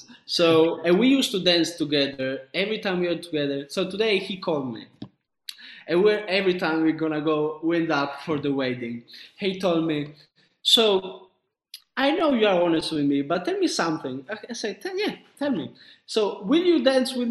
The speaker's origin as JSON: {"language": "English", "region": "Sicily", "country": "Italy", "also_born_or_lived": "northern Italy", "moved": "yes", "said": "I'm from Sicily. So my mom and my dad, they're in Sicily"}